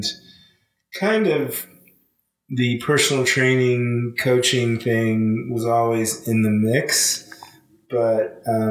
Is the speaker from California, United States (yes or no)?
yes; Los Angeles, California, United States; moved away as an adult; also born or lived in Australia; I'm originally from Los Angeles, California, born and raised.